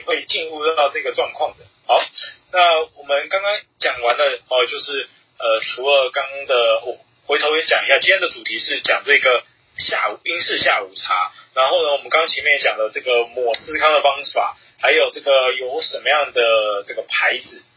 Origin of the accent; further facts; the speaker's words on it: Taiwan; 我们台湾人